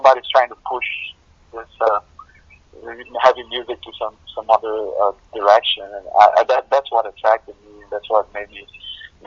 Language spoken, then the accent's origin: English; Brazil; now in Atlanta, United States; grew up listening to all sorts of different stuff in Latin America. I'm from Brazil